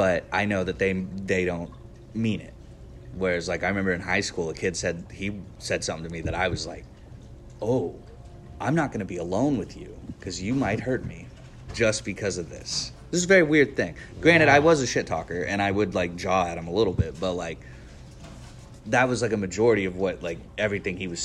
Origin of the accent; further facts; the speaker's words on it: Cushing, Oklahoma, United States; now in Tulsa, United States; I grew up in Cushing